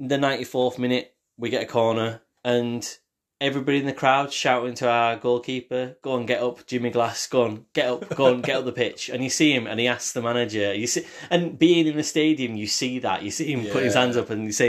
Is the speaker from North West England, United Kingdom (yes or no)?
yes; Carlisle, North West England, United Kingdom; I'm from Carlisle in Cumbria